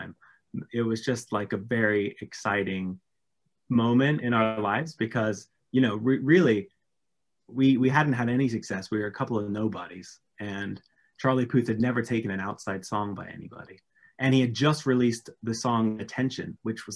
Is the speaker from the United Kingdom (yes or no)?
yes; England, United Kingdom; now in Los Angeles, United States; as a Brit